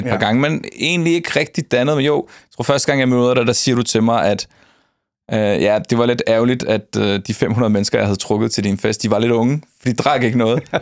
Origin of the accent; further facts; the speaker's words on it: Nakskov, Zealand, Denmark; Jeg er fra Nakskov. Ja. Og der kender alle, alle hinanden.